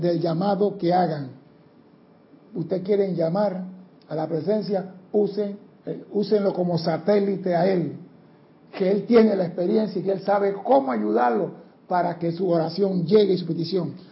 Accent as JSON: {"language": "Spanish", "country": "Panama", "said": "somos panameños, no somos los mejores seres del mundo"}